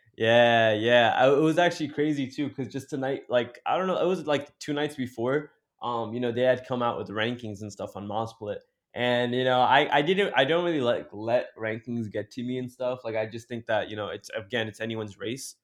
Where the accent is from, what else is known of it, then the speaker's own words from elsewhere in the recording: Jersey City, New Jersey, United States; me being a city guy, like, you know, growing up in Jersey City